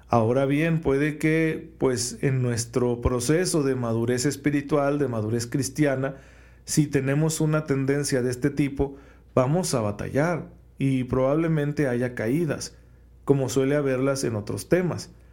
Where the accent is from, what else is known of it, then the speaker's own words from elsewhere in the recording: Mexico; especialmente como mexicanos